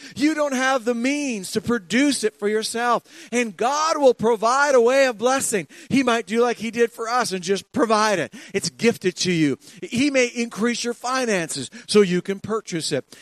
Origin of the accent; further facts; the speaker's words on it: Ontario, Canada; i'm from ontario